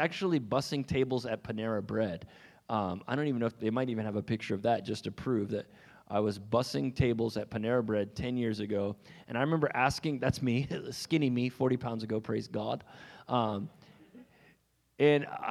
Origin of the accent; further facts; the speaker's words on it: Raleigh, North Carolina, United States; I hail from Raleigh, North Carolina